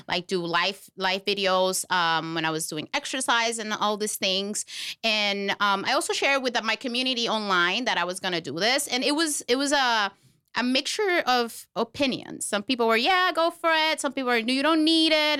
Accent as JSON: {"language": "English", "country": "Puerto Rico", "moved": "yes", "lives_now": "Florida, United States", "said": "I am from Puerto Rico. but I live here in Florida"}